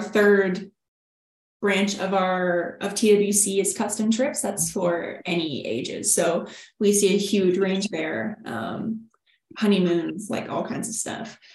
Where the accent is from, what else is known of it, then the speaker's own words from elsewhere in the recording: Texas, United States; we are from Texas. We're from UT. We were living in Austin